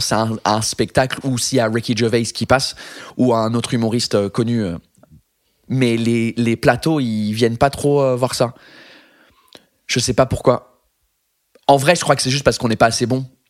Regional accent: England, United Kingdom; first language English; French is a second language; now in France; je suis anglais

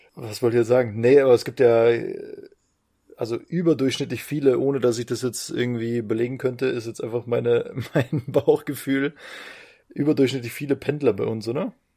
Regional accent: Bavaria, Germany; moved away; also born or lived in Vienna; jetzt bin ich ja gerade in Wien. Also ich bin jetzt als Bayer.

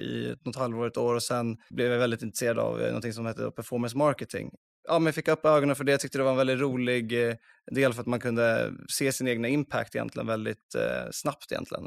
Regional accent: Uppsala, Uppsala County, Sweden; moved away as an adult; also born or lived in Gothenburg; jag är från Uppsala för det första. Jag eh, flyttade till eh, Göteborg och pluggade finans på Handels där

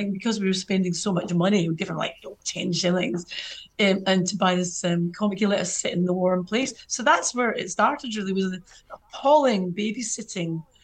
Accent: Scotland, United Kingdom; I'm Scottish

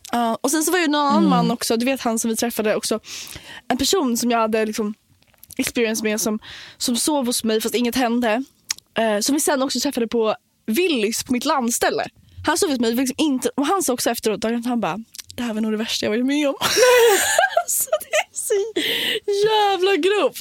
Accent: Nacka, Stockholm County, Sweden; also born or lived in Copenhagen; jag är från Nacka

